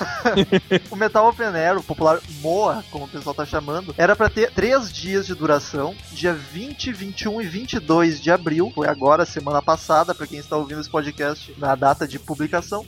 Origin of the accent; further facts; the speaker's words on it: Gaúcho, Rio Grande do Sul, Brazil; nós três somos gaúchos, a gente tá na outra ponta do país